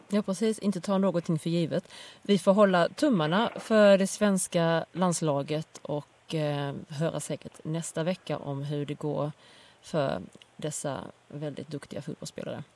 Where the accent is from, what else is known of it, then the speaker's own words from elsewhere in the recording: Sweden; moved away; hemma i Sverige